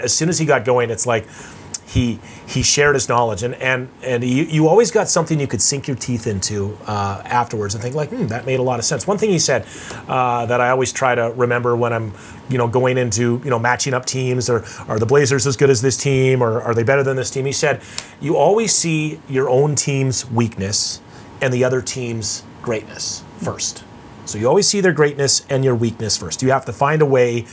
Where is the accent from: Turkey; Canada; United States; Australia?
Canada; Saskatchewan; I'm from Saskatchewan